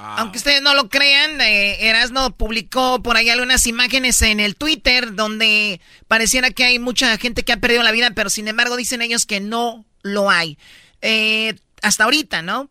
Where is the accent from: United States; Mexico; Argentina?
Mexico; yo soy mexicana